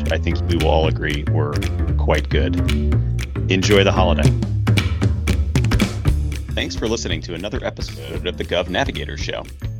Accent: New York, United States; born or raised there; now in Virginia, United States

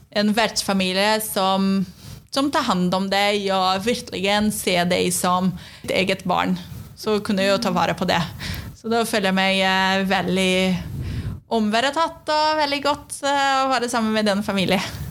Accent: Brazil; Norwegian is a second language; also born or lived in Sweden; now in Norway; så er jeg fra Brasil.

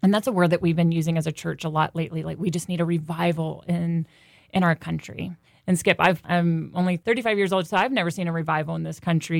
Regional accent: North Carolina, United States; I was from North Carolina

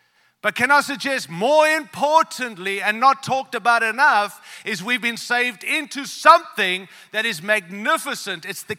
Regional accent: Australia; also born or lived in Africa; now in Denver, United States; born in Africa, raised in Australia, and now live in the great land of the United States. We come from Colorado, Denver, Colorado.

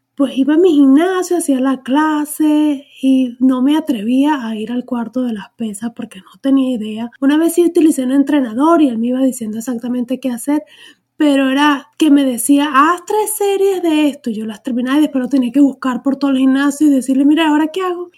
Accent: Venezuela; moved away as an adult; soy venezolana

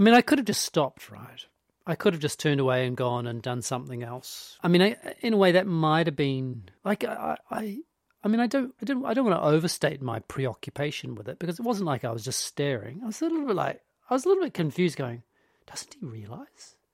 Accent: New Zealand; growing up in New Zealand in the eighties

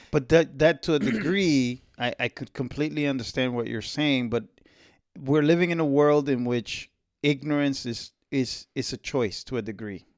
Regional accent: Dominican Republic; where I was born, where I'm from, you know, it's it's in the East

